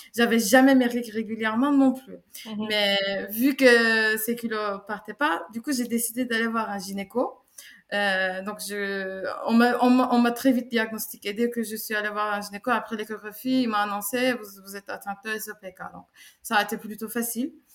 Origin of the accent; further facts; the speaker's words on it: Istanbul, Turkey; moved away as an adult; now in France; je viens de Turquie, je suis née à Istanbul, euh, j'ai 32 ans, ça fait 5 ans que je vis en, France